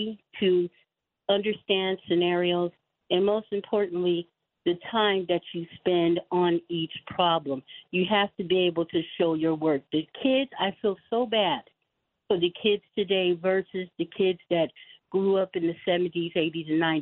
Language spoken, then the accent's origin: English; Los Angeles, California, United States; I was in the L.A. Unified School District because I grew up in Los Angeles for 28 years